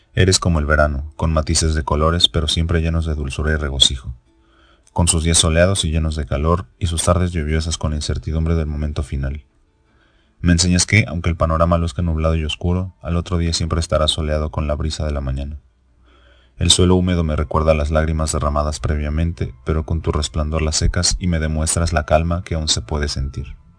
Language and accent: Spanish; Mexico; soy mexicano